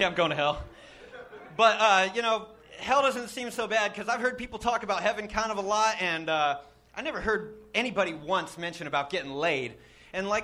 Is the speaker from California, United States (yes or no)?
yes; Stockton, California, United States; Grew up in Stockton, California